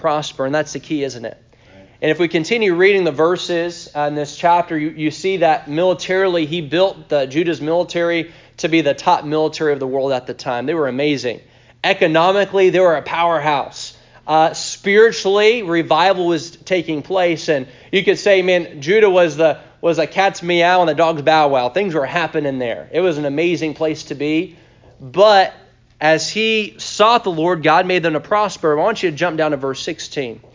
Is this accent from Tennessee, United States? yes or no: yes; Tennessee, United States; we're from Tennessee, so it's like it's 8 o'clock right now for us